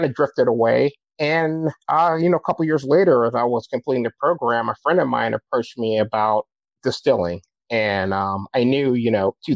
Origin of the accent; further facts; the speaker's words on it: Southern California, United States; also born or lived in Long Beach, California / San Diego, California / Upland, California / Baton Rouge, Louisiana; I grew up in Southern California.